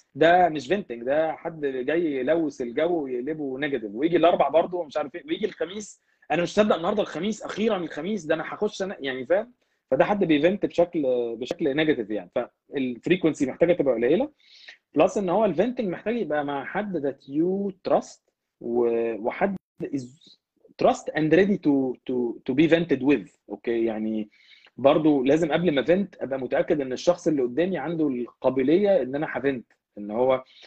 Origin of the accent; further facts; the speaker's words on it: Egypt; moved away as an adult; also born or lived in England; now in Canada; احنا كمصريين